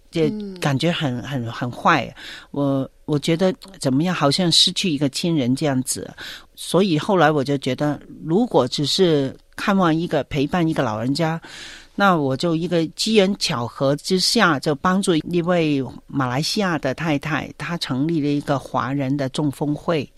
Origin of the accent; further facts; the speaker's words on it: Hong Kong; moved away as an adult; now in Victoria, Australia; 我们香港人做事的效率还是蛮高的